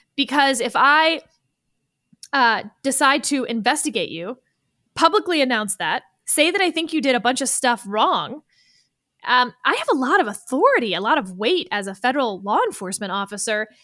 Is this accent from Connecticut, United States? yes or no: no; Texas, United States; I'm from Texas